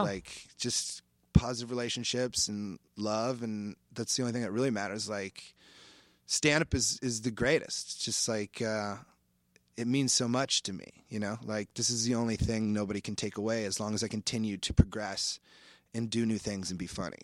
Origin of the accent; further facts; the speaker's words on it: Iowa, United States; moved away; I grew up in Iowa fishing a lot